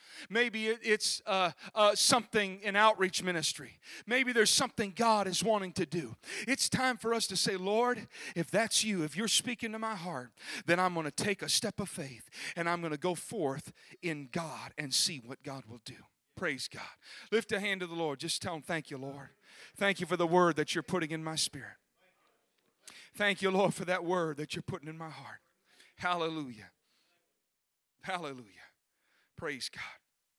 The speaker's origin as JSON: {"language": "English", "region": "Minnesota", "country": "United States", "tie": "born or raised there", "said": "in Minnesota, my hometown"}